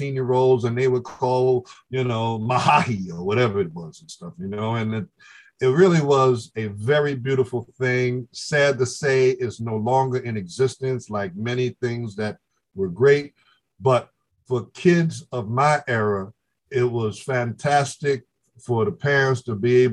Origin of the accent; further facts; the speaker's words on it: New York City, New York, United States; Grew up in the South Bronx. I grew up 5 blocks from Yankee Stadium